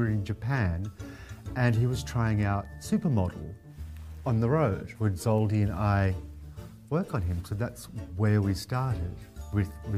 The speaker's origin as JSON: {"language": "English", "country": "Australia", "tie": "born or raised there", "also_born_or_lived": "New York", "moved": "yes", "said": "I grew up in Australia"}